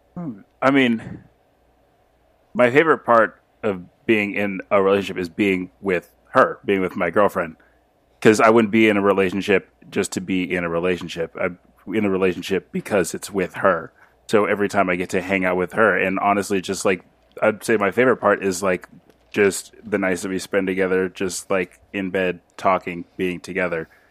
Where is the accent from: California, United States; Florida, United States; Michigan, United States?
California, United States; Los Angeles; I'm from L A, uh, or, or California